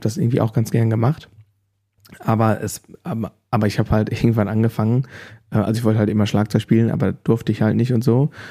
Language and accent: German; Germany; ich komme offensichtlich aus Deutschland